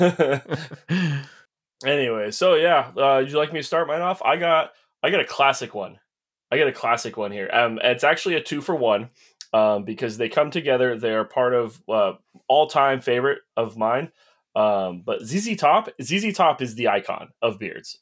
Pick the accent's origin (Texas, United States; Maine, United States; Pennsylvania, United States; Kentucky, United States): Texas, United States; Houston; I was born in Houston